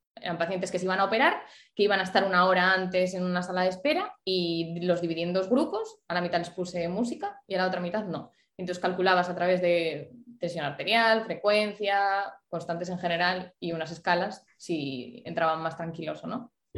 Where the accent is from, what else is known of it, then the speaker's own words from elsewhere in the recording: Ponferrada, Castile and León, Spain; moved away as an adult; also born or lived in Vigo; yo soy de Ponferrada, pero me vine a estudiar a Vigo